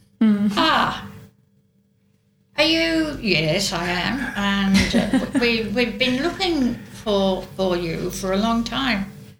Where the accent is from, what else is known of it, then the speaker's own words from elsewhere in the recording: North West England, United Kingdom; accent: Lancashire; they sent me to elocution lessons so that I would lose my Lancashire